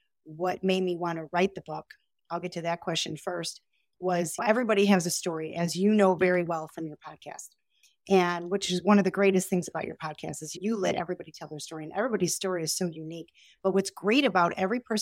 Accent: Chicago, Illinois, United States; I'm from Chicago

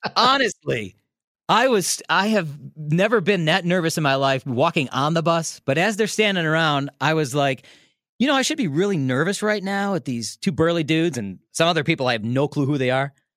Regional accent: Des Plaines, Illinois, United States; now in Milwaukee, United States; I grew up in Des Plaines

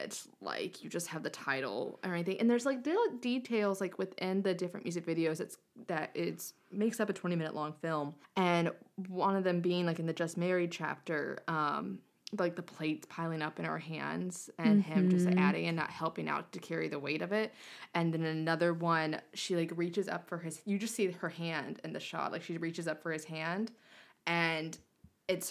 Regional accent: North Carolina, United States; I'm from North Carolina

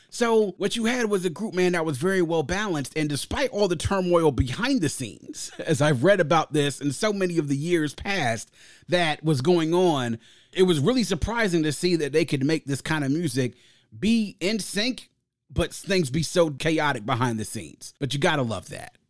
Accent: Prince George's County, Maryland, United States; growing up in Prince George's County, right outside the nation's capital, Jonah was our thing

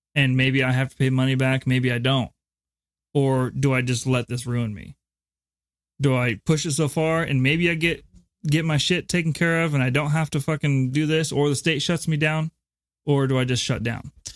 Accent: United States; I'm speaking as an American.

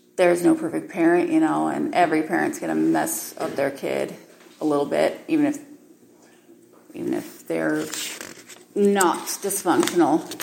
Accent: Utah, United States; I was raised in Utah

